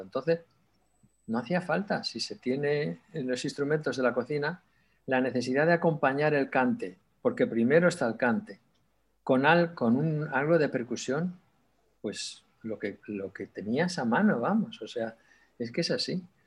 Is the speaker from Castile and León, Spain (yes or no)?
yes; Sardón de Duero, Castile and León, Spain; moved away; also born or lived in Barcelona; nací además en Sardón